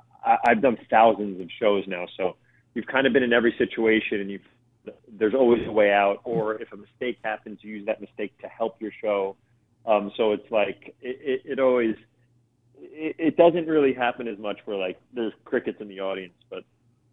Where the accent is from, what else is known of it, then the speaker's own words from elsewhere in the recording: New York City, New York, United States; We grew up in the North Bronx